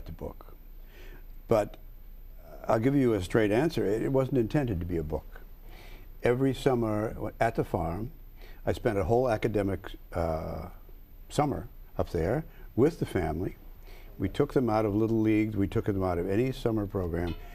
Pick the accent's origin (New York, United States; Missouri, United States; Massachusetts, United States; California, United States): Missouri, United States; St. Louis; moved away; also born or lived in Chicago; I was born in Chicago. I grew up in St. Louis.